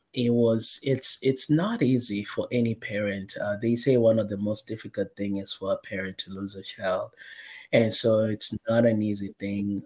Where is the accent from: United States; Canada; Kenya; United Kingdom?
Kenya; I was born and raised in Kenya, in Africa